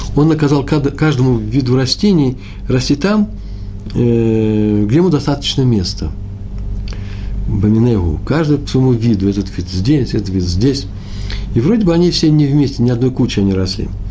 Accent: Moscow, Russia; Я из Москвы, мои предки из Чернобыля

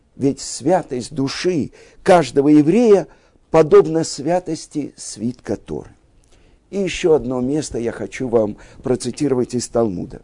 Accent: Russia; мы, евреи из России, выросли в стране победившего социализма

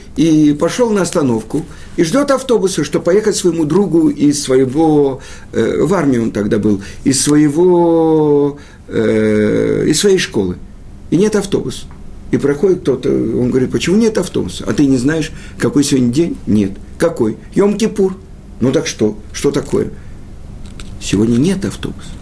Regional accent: Russia; Мы родились в России

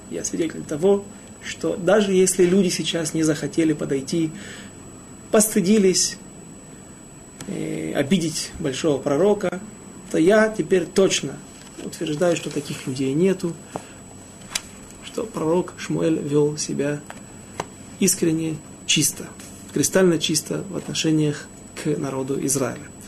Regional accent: Ukraine; я не из Молдавии, а с Украины

